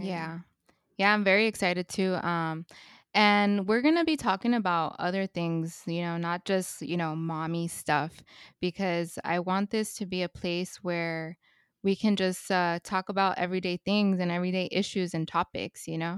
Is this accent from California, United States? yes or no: yes; Los Angeles, California, United States; I was born and raised in Northeast Los Angeles in Highland Park.